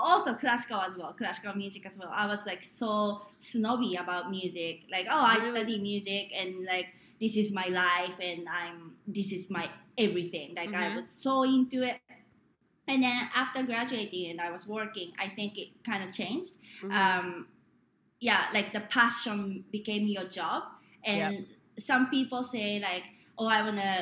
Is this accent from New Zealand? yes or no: no; Japan; born or raised there; English is a second language; moved away